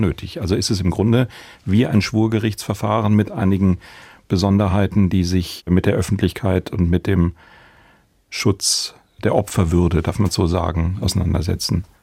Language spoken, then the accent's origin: German; Baden-Baden, Baden-Württemberg, Germany; hier in der Stadt, es ist meine Heimatstadt